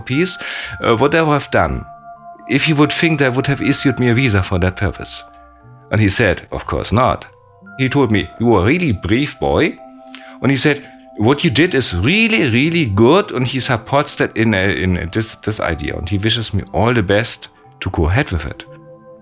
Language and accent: English; Germany; I'm from West Germany, I'm not from East Germany.